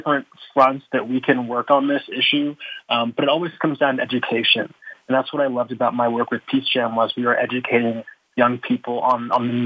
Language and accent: English; Houston, Texas, United States; moved away as an adult; now in Denver, United States; I'm originally from Houston, Texas